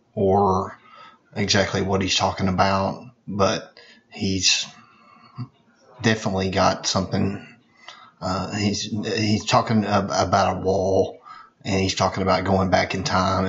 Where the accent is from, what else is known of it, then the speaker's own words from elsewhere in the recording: Little Rock, Arkansas, United States; my hometown of Little Rock